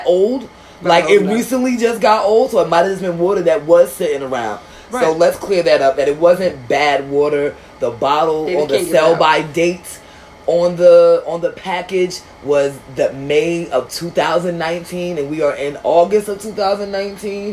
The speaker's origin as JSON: {"language": "English", "town": "Newark", "region": "New Jersey", "country": "United States", "tie": "born or raised there", "said": "I'm from Newark. So born and raised"}